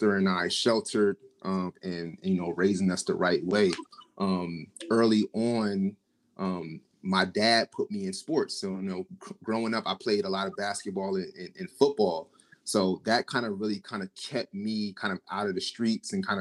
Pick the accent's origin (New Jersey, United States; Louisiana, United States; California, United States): New Jersey, United States; Trenton; Grew up, born and raised in Trenton, New Jersey